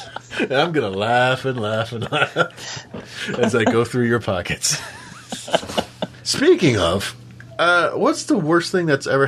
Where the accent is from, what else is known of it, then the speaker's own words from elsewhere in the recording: San Diego, California, United States; I grew up in San Diego.